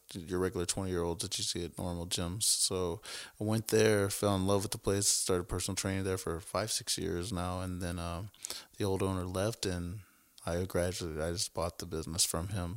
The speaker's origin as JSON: {"language": "English", "town": "New Caney", "region": "Texas", "country": "United States", "tie": "born or raised there", "also_born_or_lived": "Kingwood, Texas / Houston, Texas", "said": "I grew up in New Caney, Newcastle High School graduated in two thousand four"}